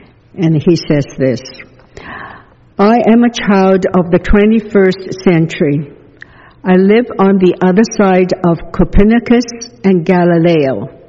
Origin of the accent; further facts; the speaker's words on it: the South, United States; When I grew up in the South, I was taught that segregation was the will of God, and the Bible was quoted to prove it.